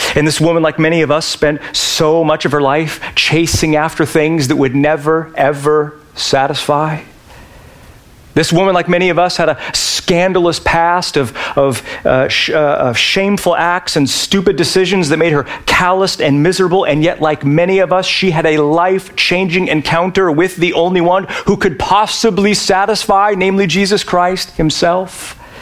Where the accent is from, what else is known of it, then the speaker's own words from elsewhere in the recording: Yakima, Washington, United States; Yakima, my hometown